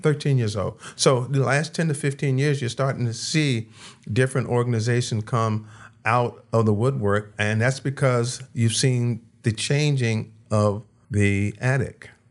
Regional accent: Washington, District of Columbia, United States; now in Las Vegas, United States; I was born in Washington, D C.

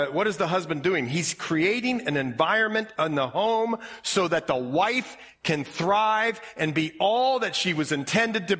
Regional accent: Ohio, United States; accent: Ohio; My Ohio accent

